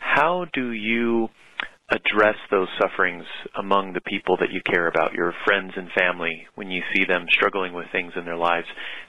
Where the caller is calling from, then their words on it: Hawaii, United States; I'm calling from Hawaii.